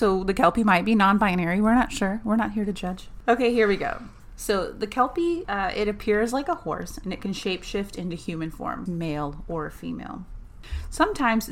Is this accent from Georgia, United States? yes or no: no; Oklahoma, United States; We're both from Oklahoma